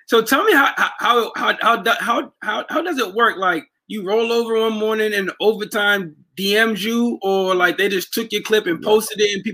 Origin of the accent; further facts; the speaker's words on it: Archdale, United States; I'm from Archdale, and growing up, like, Wednesday nights was like the old head nights.